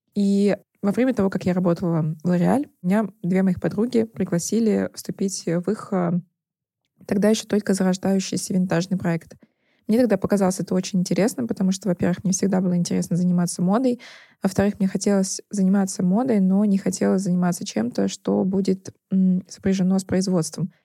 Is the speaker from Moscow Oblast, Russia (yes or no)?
no; Nizhny Novgorod, Nizhny Novgorod Oblast, Russia; now in Moscow, Russia; я из Нижнего Новгорода